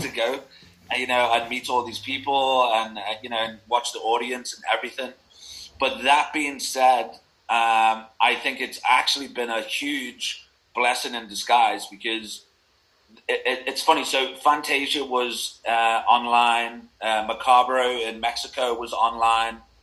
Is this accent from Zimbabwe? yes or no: no; Liverpool, North West England, United Kingdom; moved away; also born or lived in Manchester; I grew up in Liverpool